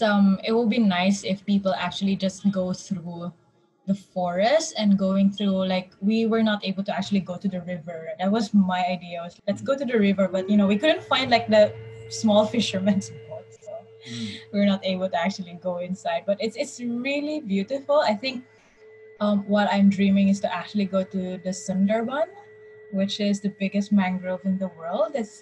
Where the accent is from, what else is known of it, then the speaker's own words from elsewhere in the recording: Mindanao, Philippines; And they will already tell us, like, for example, I'm from Mindanao. We won't get hit. We will always have rain.